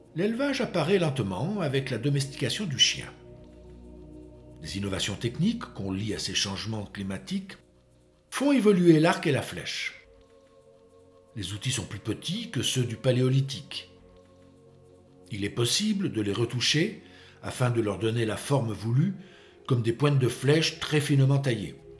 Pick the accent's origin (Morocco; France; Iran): France; chez nous en France